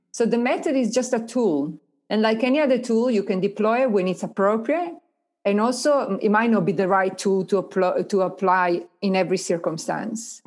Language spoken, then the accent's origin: English; Italy; now in Australia; the place where I was born